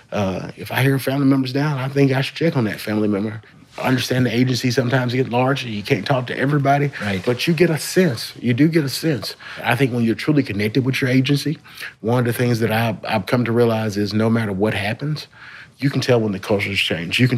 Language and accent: English; Shreveport, Louisiana, United States; moved away; I am from Shreveport. Yeah. From Shreveport, moved away, but uh, it's always good to come back home.